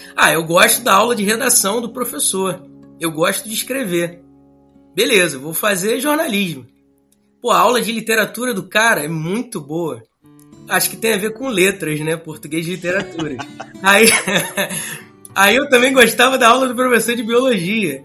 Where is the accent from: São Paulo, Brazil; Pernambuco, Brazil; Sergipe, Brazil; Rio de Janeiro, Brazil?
Rio de Janeiro, Brazil; sou carioca